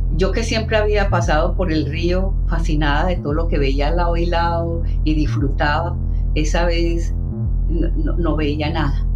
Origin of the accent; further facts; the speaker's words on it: Bijao, Colombia; moved away as an adult; now in London, United Kingdom; pueblo donde yo pasé mi infancia